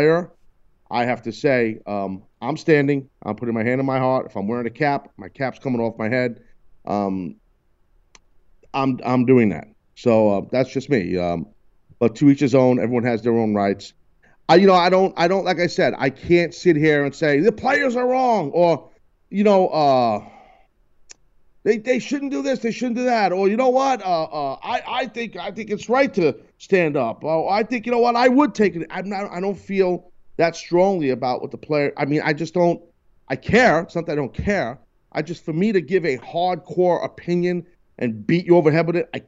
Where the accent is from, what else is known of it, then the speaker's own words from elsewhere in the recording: United States; as an American, born, bred, and proud